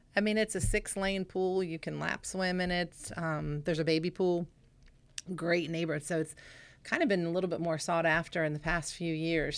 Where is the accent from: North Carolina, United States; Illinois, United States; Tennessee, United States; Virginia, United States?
Virginia, United States; Stonebrook; also born or lived in Stephens City; I grew up in Stonebrook.